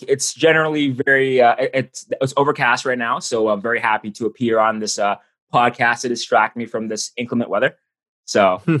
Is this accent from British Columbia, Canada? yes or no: no; Toronto, Ontario, Canada; I was born and raised in Toronto, and I haven't really left.